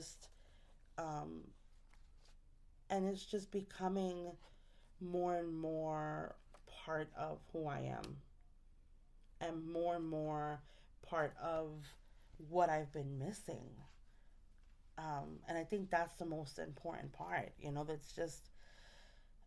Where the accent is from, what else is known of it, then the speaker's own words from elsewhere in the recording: New York City, New York, United States; I'm from New York. I'm from the Bronx.